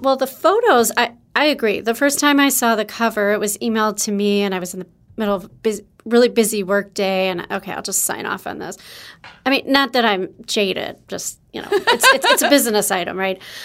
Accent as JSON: {"language": "English", "region": "Wisconsin", "country": "United States", "said": "I'm from Wisconsin"}